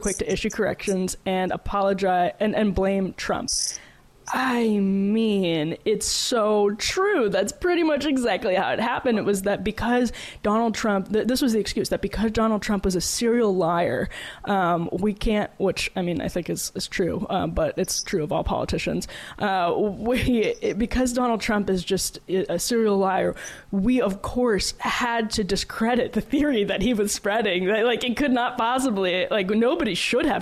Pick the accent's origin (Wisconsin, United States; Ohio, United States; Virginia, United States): Wisconsin, United States; I'm from Wisconsin